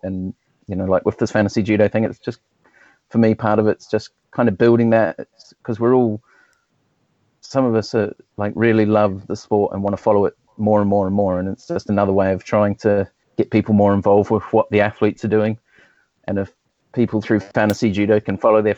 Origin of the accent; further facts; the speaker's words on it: New Zealand; now in Southampton, United Kingdom; I'm from New Zealand originally, and I started when I was at school